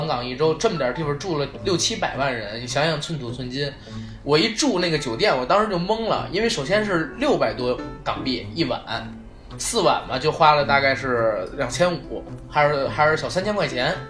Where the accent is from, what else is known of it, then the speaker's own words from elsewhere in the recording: China; 因为我们是大陆人嘛，大陆人